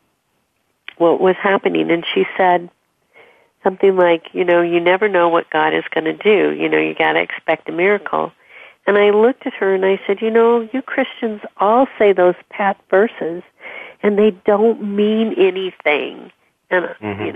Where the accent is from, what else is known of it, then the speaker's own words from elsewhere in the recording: Southern California, United States; moved away; also born or lived in Washington State / East Coast; I grew up in Southern California.